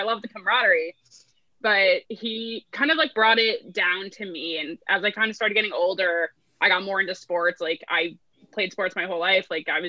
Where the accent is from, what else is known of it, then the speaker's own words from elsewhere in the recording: New Jersey, United States; also born or lived in New York; now in Los Angeles, United States; I grew up in Jersey